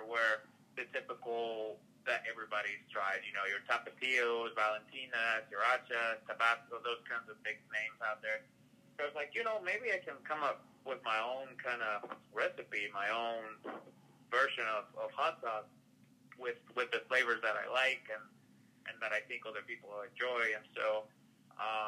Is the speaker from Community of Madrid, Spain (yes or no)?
yes; Madrid, Community of Madrid, Spain; moved away as an adult; now in Tennessee, United States; I'm originally from Madrid